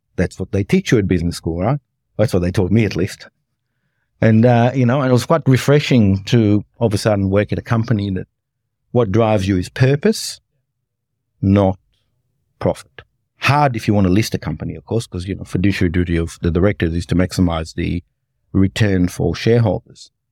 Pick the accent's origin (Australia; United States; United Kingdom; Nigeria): Australia; Cardross, Victoria; now in Melbourne, Australia; I grew up in a place called Cardross, which is just outside Muldrow